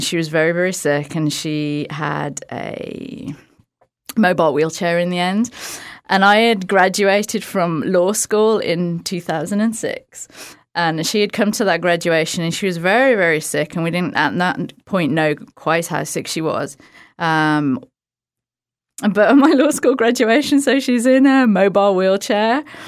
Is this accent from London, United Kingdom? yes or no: no; outside of Birmingham, West Midlands, United Kingdom; Birmingham, U K. Well, outside of Birmingham, but Birmingham is like the biggest city that everyone knows